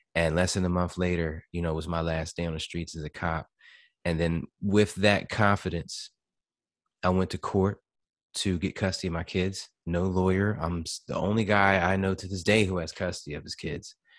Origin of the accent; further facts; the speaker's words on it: New Jersey, United States; moved away as an adult; now in Florida, United States; I'm from Jersey